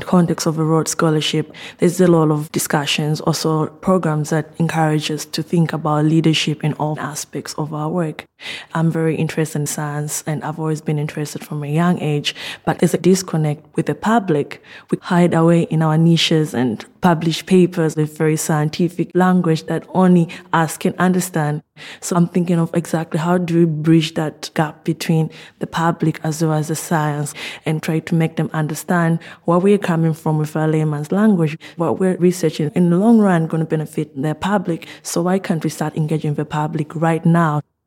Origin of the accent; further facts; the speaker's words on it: Zambia; moved away as an adult; now in Oxford, United Kingdom; I'm originally from Zambia